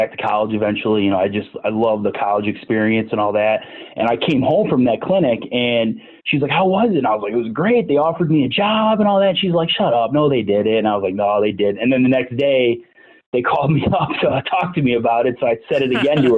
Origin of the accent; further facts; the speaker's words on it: South Elgin, Illinois, United States; I grew up in South Elgin